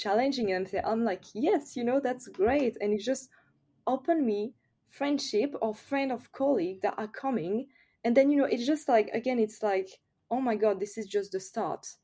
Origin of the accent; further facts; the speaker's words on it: France; accent: French; English is a second language; I'm French, of course, I think everyone notice with my accent